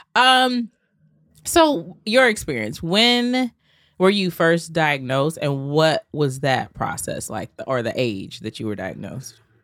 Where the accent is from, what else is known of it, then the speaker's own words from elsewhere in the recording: Georgia, United States; also born or lived in Atlanta; now in New York City, United States; I'm from Georgia